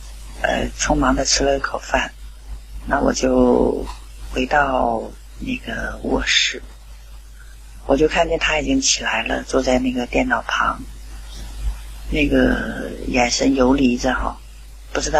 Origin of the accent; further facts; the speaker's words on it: Qingdao, Shandong, China; 大家好，我是来自青岛的